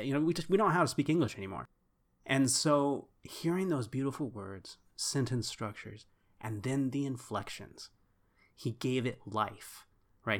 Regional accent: Texas, United States; We're from Texas

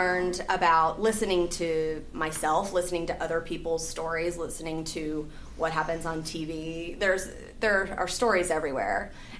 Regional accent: Alabama, United States; moved away as an adult; now in Los Angeles, United States; Well, I moved here to Los Angeles from Alabama 6 years ago. I went to college at University of Alabama at Birmingham.

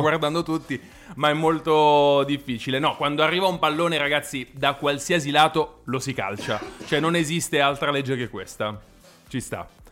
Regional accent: Naples, Campania, Italy; moved away as an adult; also born or lived in Milan; io sono nato e cresciuto a Napoli

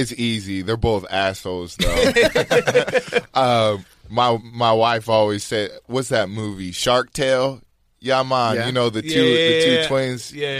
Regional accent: Reno, Nevada, United States; moved away as an adult; also born or lived in Utah; I kind of got all my party system growing up in Nevada.

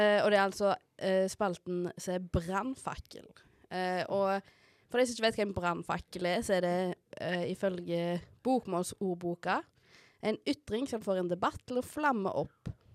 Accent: Haugesund, Rogaland, Norway; Jeg er jo fra Haugesund

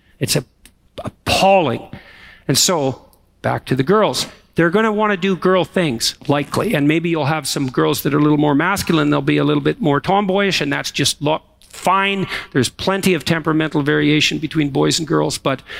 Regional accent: Alberta, Canada; Yeah, you know, when I came here from Alberta, I had always wanted to come to Montreal.

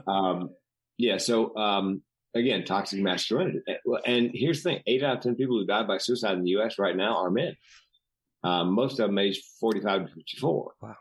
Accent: the South, United States; growing up in the South

